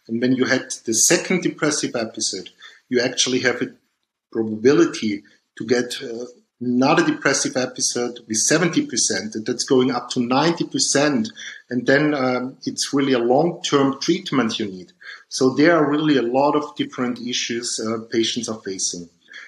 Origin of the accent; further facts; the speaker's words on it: Dornbirn, Vorarlberg, Austria; born there; Yeah, I was born in Dombien, that's near the Lake of Constance in Vorarlberg in Austria.